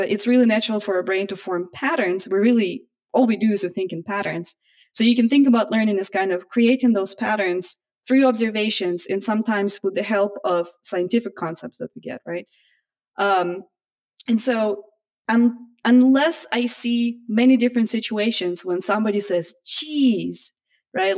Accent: Russia; also born or lived in United States; now in Japan; originally I'm from Russia

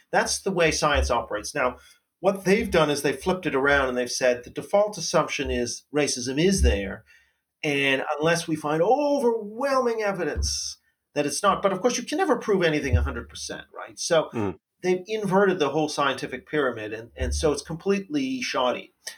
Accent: Canada; as a Canadian

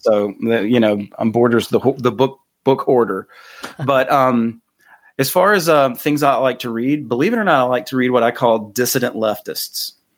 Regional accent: North Carolina, United States; I'm from North Carolina

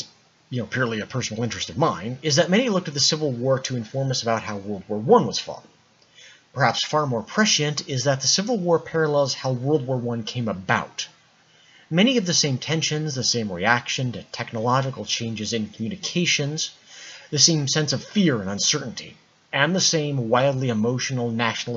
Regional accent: United States; I am American.

